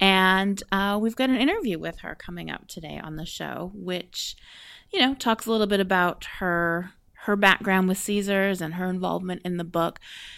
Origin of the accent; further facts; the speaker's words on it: Vancouver, British Columbia, Canada; Well, I love Vancouver. Vancouver is my hometown.